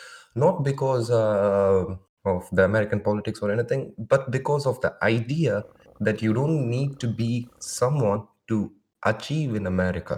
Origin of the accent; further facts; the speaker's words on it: India; like, I'm from India. Like, we are used to this much of craziness.